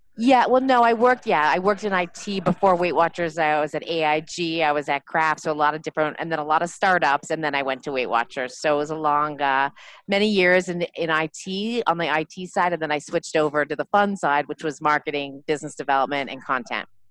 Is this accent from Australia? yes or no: no; Montreal, Quebec, Canada; moved away as an adult; also born or lived in New York; now in New Jersey, United States; I'm originally from Montreal, um, born and uh, raised in Montreal.